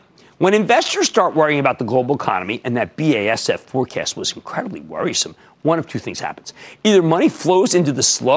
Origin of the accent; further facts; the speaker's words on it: New York City, New York, United States; in my hometown of Brooklyn